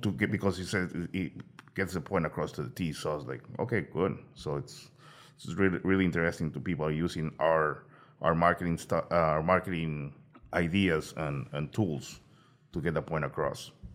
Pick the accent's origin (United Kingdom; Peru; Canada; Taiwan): Peru; moved away; I'm originally from Peru